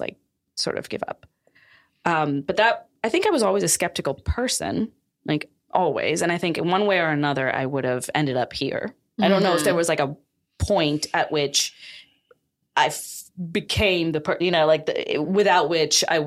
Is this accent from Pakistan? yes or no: yes; Pakistan; now in United States; I grew up in Pakistan